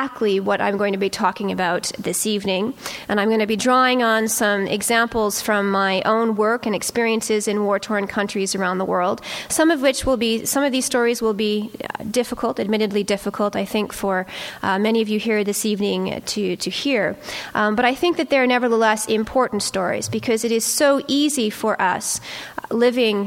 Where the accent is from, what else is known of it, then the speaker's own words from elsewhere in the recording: Toronto, Ontario, Canada; I come from Toronto.